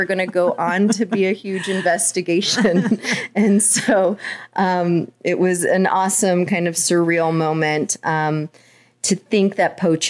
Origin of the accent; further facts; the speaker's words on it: Oklahoma, United States; born there; I was born in Oklahoma.